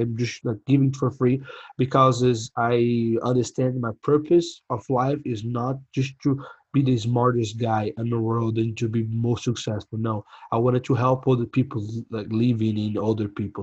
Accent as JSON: {"language": "English", "country": "Brazil", "second_language": "English", "moved": "as an adult", "lives_now": "San Angelo, United States", "said": "we come from Brazil, third country, and like you know have a crazy past"}